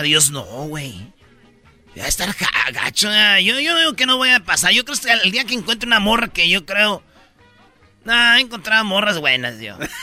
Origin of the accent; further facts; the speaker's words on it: Michoacán, Mexico; en Michoacán somos buenos todos